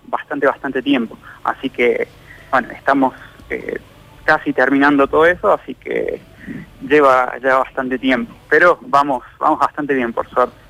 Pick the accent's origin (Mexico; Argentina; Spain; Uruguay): Argentina; Villa Dolores, Córdoba; Yo soy de Villa Dolores